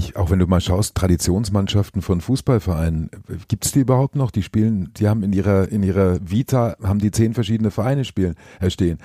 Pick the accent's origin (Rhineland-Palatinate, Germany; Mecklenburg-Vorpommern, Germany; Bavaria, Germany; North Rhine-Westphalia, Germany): Bavaria, Germany; Nuremberg; ich bin in Nürnberg geboren, bin äh, wirklich Klubberer von klein auf